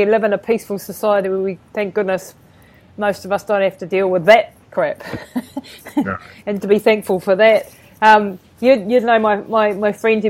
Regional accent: New Zealand; born there; Yeah, but I was born in New Zealand, and I was born in a day where there was technology available to help me

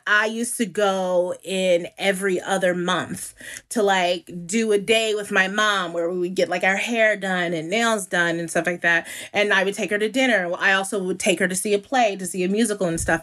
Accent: New York City, New York, United States; moved away as an adult; also born or lived in Brooklyn, New York / Bedford-Stuyvesant, Brooklyn; now in Los Angeles, United States; I was born in Brooklyn and raised in Harlem.

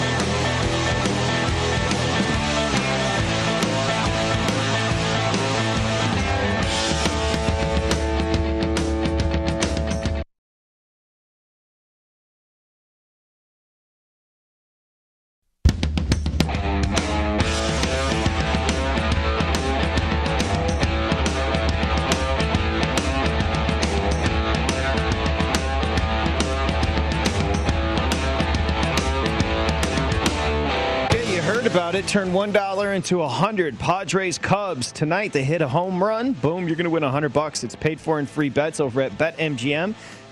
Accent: outside of Detroit, Michigan, United States; growing up outside of Detroit

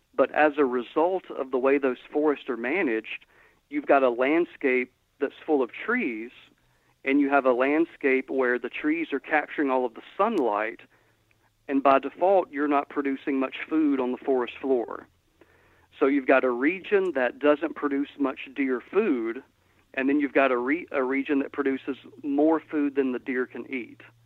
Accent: Georgia, United States; now in Mississippi, United States; where I grew up in Georgia, lat- latitudinally exactly the same place where I'm at now

